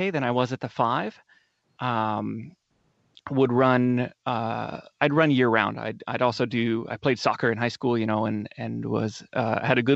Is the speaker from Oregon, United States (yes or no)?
yes; North Bend, Oregon, United States; So I grew up down in Coos Bay or North Bend, Oregon.